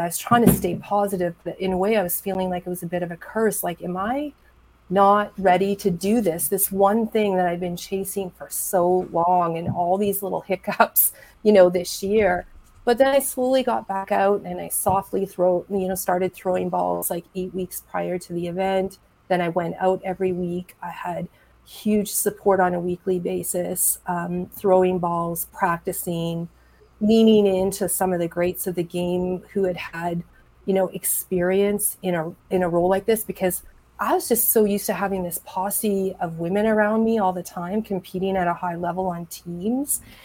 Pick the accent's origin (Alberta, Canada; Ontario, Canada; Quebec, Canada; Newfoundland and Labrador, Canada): Alberta, Canada; Edmonton; like that's my hometown. Um, it's where I'm from